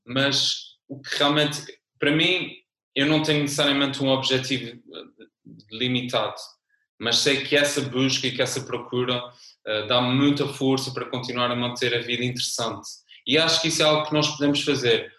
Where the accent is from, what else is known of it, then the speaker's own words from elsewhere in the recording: São Miguel, Azores, Portugal; accent: Azorean (São Miguel); now in Lisbon, Portugal; de São Miguel. É um sotaque muito peculiar da minha ilha